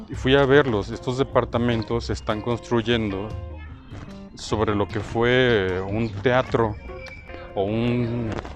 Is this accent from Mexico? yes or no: yes; Irapuato, Guanajuato, Mexico; moved away as an adult; also born or lived in Morelia, Michoacán / Mexico City / León, Guanajuato; now in Guadalajara, Mexico; yo siendo michoacano de nacimiento, nací en Morelia, les había comentado, este, había vivido pues en Ciudad de México de los 3 años a los, a los 6 y luego en Irapuato de los 6, 7 a los, no sé, 18 eh, y luego en León